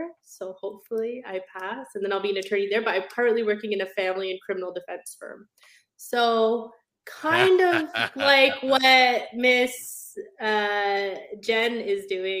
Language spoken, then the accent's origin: English; Canada; So I'm a Canadian lawyer. We don't have district attorneys, but what I understand is that district DA offices prosecute like criminals on behalf of the district. In Canada, our version of that is basically called a crown attorney